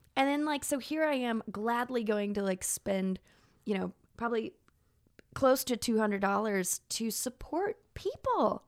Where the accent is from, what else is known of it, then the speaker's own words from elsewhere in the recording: Dallas, Texas, United States; moved away as an adult; now in South Bend, United States; growing up in Dallas